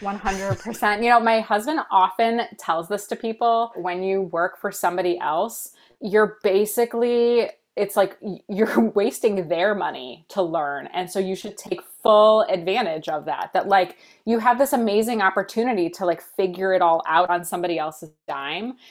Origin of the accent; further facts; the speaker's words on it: United States; I was born here in the States.